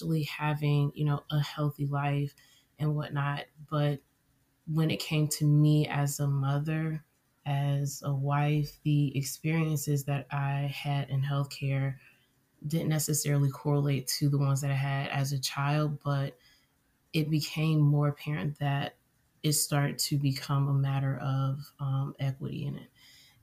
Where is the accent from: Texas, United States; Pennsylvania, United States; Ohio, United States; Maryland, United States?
Ohio, United States; Cincinnati; I am from Cincinnati, Ohio